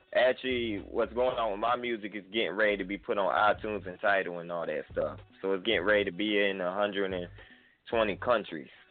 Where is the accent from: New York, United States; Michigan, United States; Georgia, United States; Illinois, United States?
Georgia, United States; Atlanta; now in Sumter, United States; I'm actually calling from Sumter, South Carolina, but I'm from Atlanta, Georgia as well